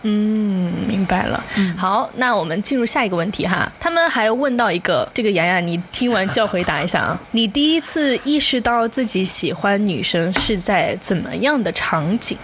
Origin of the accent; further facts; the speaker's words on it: Hong Kong; accent: Hong Kong-accented Mandarin (港普); Chinese is a second language; 我一口流利的港普